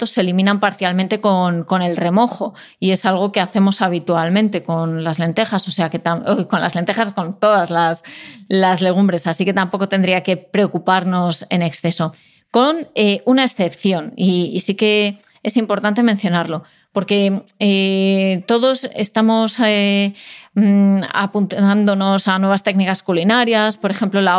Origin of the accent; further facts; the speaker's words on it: Castile and León, Spain; yo como leonesa